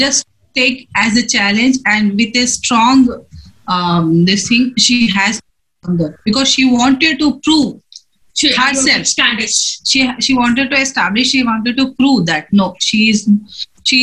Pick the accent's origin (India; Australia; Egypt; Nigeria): India; Bangalore, Karnataka; I'm from Bangalore, from Takikumiya, for Tabat.